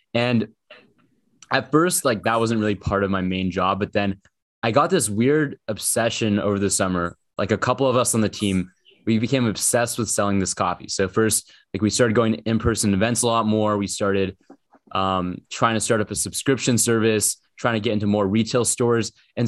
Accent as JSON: {"language": "English", "town": "Portland", "region": "Oregon", "country": "United States", "said": "I'm from Portland, Oregon."}